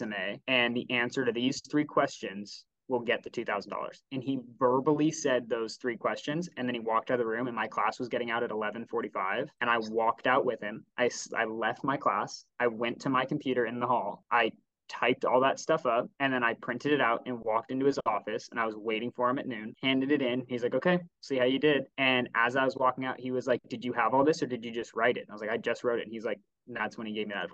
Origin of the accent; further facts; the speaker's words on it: Bay Area, California, United States; I grew up in the Bay Area